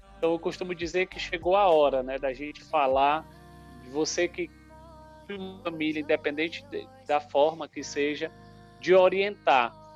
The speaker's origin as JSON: {"language": "Portuguese", "region": "Maranhão", "country": "Brazil", "tie": "born or raised there", "also_born_or_lived": "Paraíba", "said": "Sou nordestino, nasci na Paraíba, mas me criei no Maranhão"}